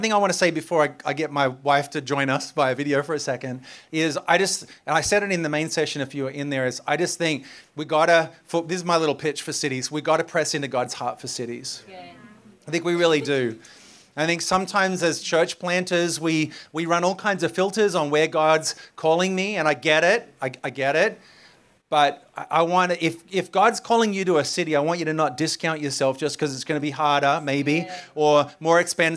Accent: Australia; moved away as an adult; also born or lived in Sydney, Australia; now in New York, United States; I'm Australian.

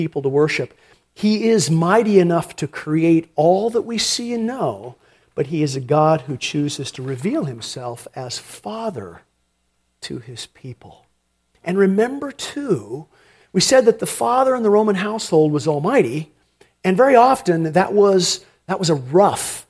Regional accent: United States; as American Christians

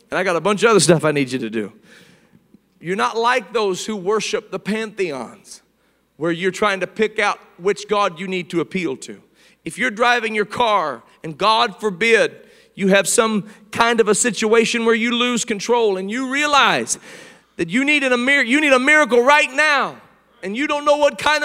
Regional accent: Indiana, United States; I was a long time Pacer fan growing up in Indiana

